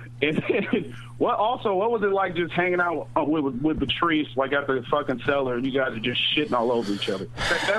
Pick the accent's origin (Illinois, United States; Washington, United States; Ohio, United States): Washington, United States; Tacoma; I'm from Tacoma, Washington, man.